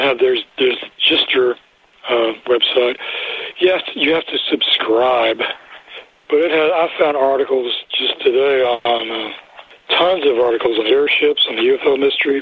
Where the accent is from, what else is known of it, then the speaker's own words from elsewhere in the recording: North Carolina, United States; accent: North Carolina; my North Carolina accent